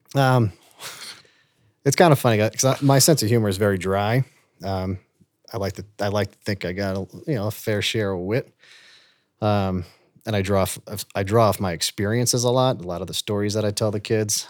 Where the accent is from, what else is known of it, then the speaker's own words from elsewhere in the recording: Long Island, New York, United States; moved away as an adult; now in Vail, United States; I'm from, you know, the state of New York and Long Island